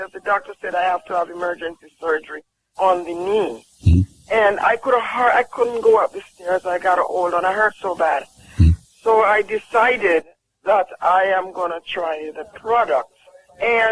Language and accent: English; Jamaica; I'm from Jamaica